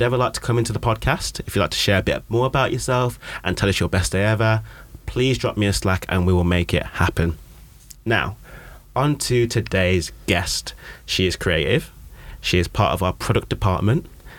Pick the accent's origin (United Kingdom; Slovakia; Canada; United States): United Kingdom; We can talk about the weather all day because we're British.